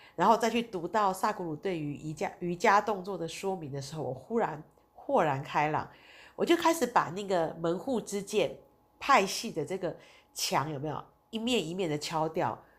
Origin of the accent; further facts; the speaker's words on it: Taiwan; 我们台湾人其实对佛教是比较熟悉的，对印度教我们是相对是比较陌生的